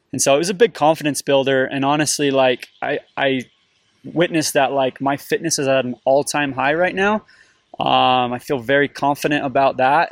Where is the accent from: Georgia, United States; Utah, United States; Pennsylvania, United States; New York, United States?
Utah, United States; St. George; I grew up in the desert, I grew up in Saint George